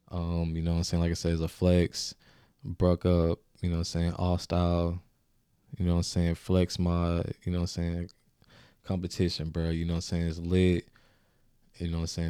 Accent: Augusta, Georgia, United States; I came from Augusta. You know what I'm saying? I represented Augusta. You know what I'm saying? That's not where I was born

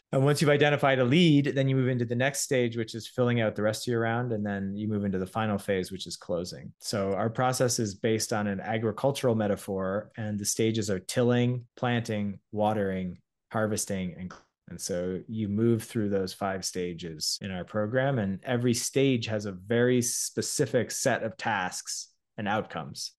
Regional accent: Toronto, Ontario, Canada; also born or lived in Montreal; I'm a Canadian entrepreneur and creator, uh, born in Toronto, studied engineering at McGill

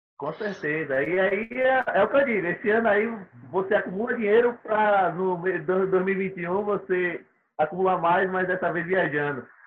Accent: Aracaju, Sergipe, Brazil; Eu sou de Aracaju, Sergipe

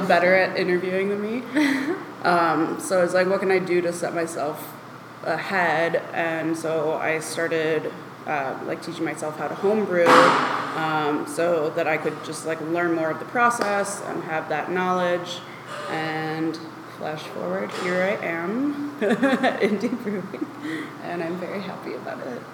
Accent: Illinois, United States; I grew up in Illinois

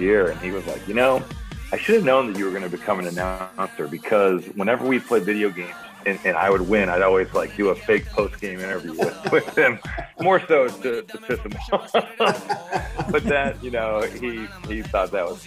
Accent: Valparaiso, Indiana, United States; I grew up in Valparaiso, which is 55 minutes from the city of Chicago.

